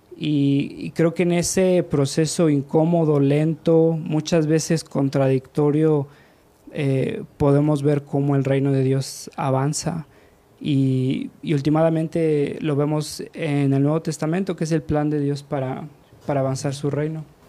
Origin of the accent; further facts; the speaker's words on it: Mexico; moved away as an adult; also born or lived in United States; yo ni siquiera nací allá, yo nací, crecí aquí en México, mi identidad es como mexicano